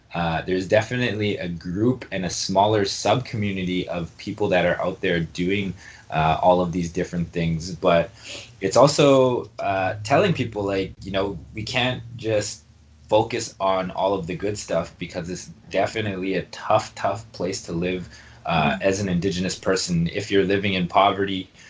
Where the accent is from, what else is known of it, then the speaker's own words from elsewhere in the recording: Winnipeg, Manitoba, Canada; I am from uh, Lake Manitoba First Nation, but uh, born and raised in Winnipeg and spent a lot of uh, my formative years in, in the North End